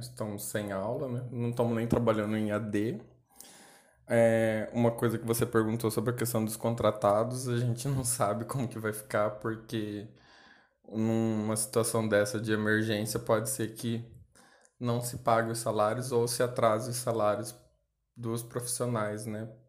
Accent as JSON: {"language": "Portuguese", "town": "Cáceres", "region": "Mato Grosso", "country": "Brazil", "tie": "born or raised there", "said": "Eu moro em Cáceres, né, que é a cidade onde, onde eu nasci"}